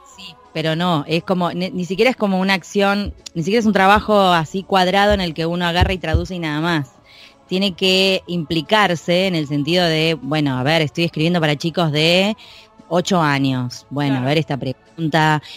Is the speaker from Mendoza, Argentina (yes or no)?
no; Buenos Aires, Argentina; accent: porteño; yo soy muy porteña, muy de Buenos Aires